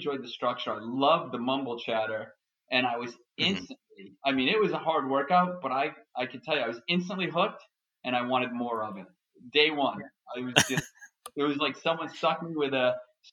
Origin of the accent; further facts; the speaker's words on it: Boston, Massachusetts, United States; I'm from Boston, Massachusetts.